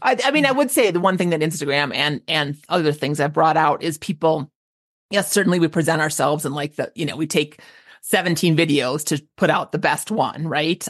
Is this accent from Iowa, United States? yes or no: no; Minneapolis, Minnesota, United States; moved away; I grew up in the Twin Cities.